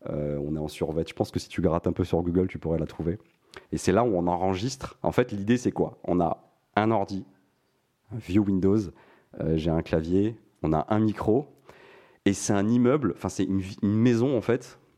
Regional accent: Montpellier, Occitania, France; now in Paris, France; moi, je venais, je venais de Montpellier, mais je m'étais installé sur Paris.

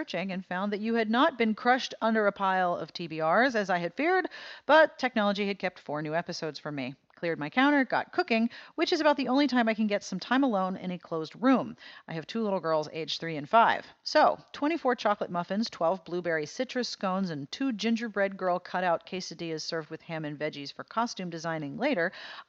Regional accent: Chicago, Illinois, United States; It takes place in my hometown of Chicago, and she gets it so right. I know all these places. I've eaten in those restaurants.

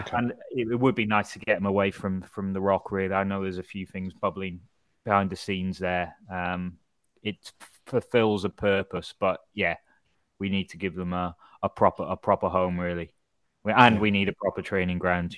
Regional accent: Wrexham, Wales, United Kingdom; I'm from Wrexham

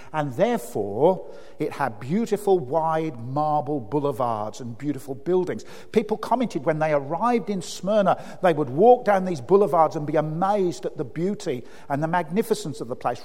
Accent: Birmingham, West Midlands, United Kingdom; I grew up in Birmingham.

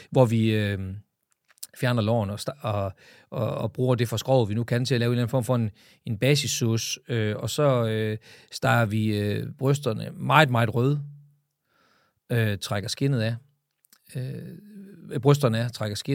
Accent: Jutland, Denmark; jeg er jo fra Jylland, så vi skal lige have masseret prisen på plads.

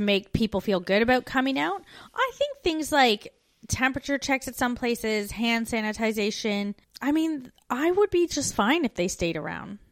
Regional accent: Canada; moved away as an adult

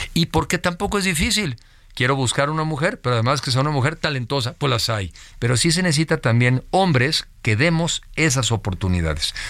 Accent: Mexico; soy mexicano

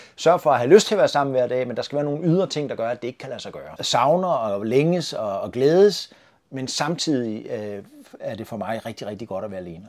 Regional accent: Svendborg, Southern Denmark, Denmark; moved away; also born or lived in North Zealand; den 11. januar i 1965 på Svendborg sygehus

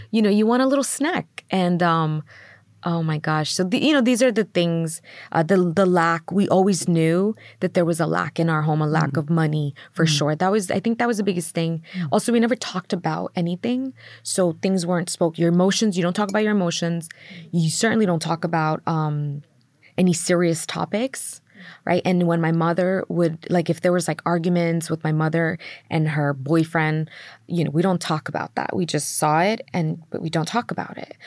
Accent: New York City, New York, United States; I grew up in in Queens, New York, mm. and we grew up in um, Middle Village

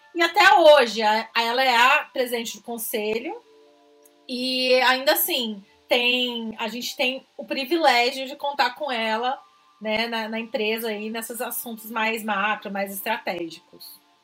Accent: Franca, São Paulo, Brazil; accent: interior; sou de Franca, sou do interior, acho que pelo sotaque dá pra perceber.

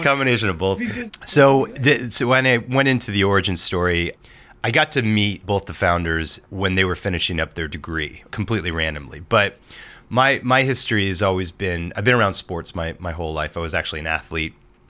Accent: Portland, Oregon, United States; When I moved to Oregon, I'm from Portland, Oregon. Moved there when I was a, you know, freshman

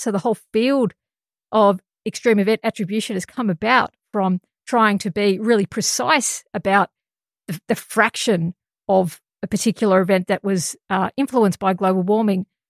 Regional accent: Australia; And as an Australian scientist

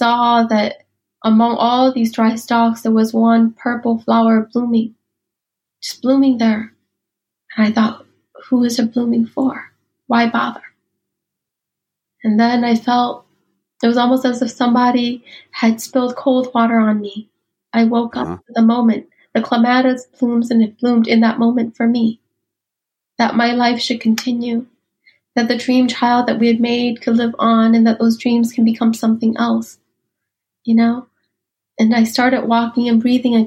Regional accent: United States; also born or lived in Ban Vinai refugee camp, Thailand; I was growing up in America. I had become a woman in America.

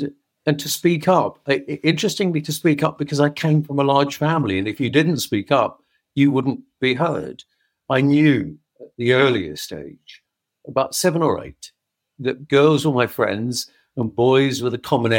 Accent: London, United Kingdom; I grew up in the East End of London, as you know, in a very poor family.

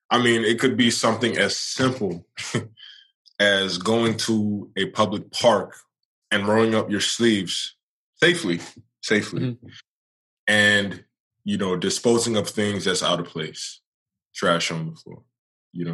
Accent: New York City, New York, United States; now in Charlotte, United States; I'm born and raised in New York.

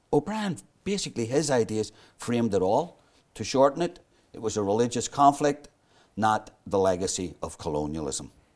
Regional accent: Belfast, Northern Ireland, United Kingdom; I grew up in North Belfast, but went to school in West Belfast

